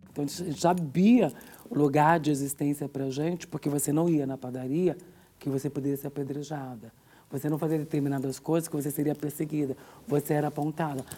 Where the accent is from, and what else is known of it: São Bernardo do Campo, São Paulo, Brazil; born or raised there; also born or lived in Minas Gerais